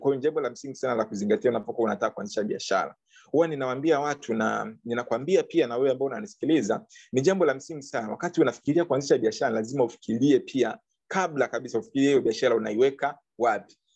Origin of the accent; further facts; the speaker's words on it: Bukoba, Kagera, Tanzania; now in Dar es Salaam, Tanzania; kule kwetu labda uh, uh, Bukoba